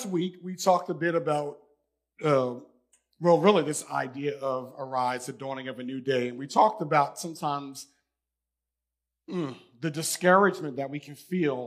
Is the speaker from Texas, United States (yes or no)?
no; New York, United States; moved away as an adult; I'm from New York